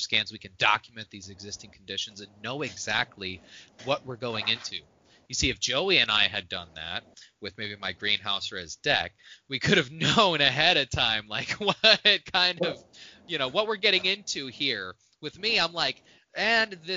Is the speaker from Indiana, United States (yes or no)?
yes; Plymouth, Indiana, United States; moved away; I grew up in Plymouth, Indiana